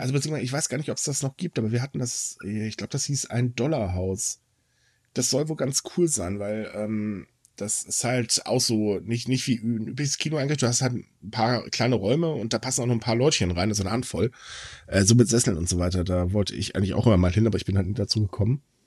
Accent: Hamburg, Germany; als Hamburger, äh, als Norddeutscher

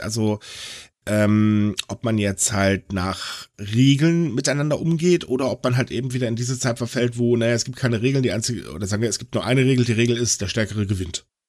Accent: Germany; uns in Deutschland

